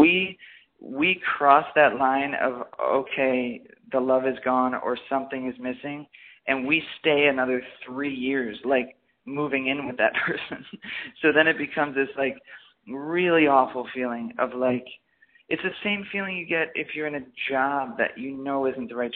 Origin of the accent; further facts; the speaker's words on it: Midwest, United States; moved away; I was from the Midwest